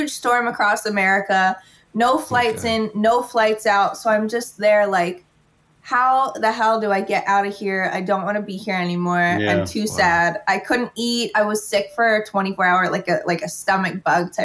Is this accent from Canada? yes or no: yes; Ottawa, Ontario, Canada; moved away as an adult; now in Toronto, Canada; I was from Ottawa